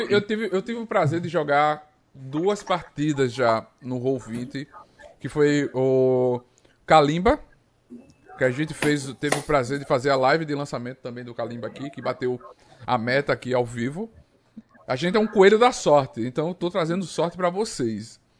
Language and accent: Portuguese; Arapiraca, Alagoas, Brazil; Eu sou de Arapiraca, tenho orgulho